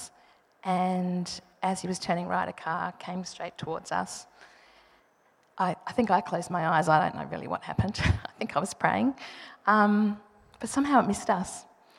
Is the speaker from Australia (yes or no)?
yes; Adelaide, South Australia, Australia; moved away; Every time we go back to Adelaide, we're from Adelaide